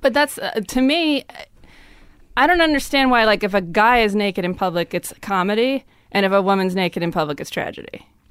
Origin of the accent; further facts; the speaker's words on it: Lemont, Illinois, United States; moved away; also born or lived in Minneapolis; I grew up in the suburbs of Chicago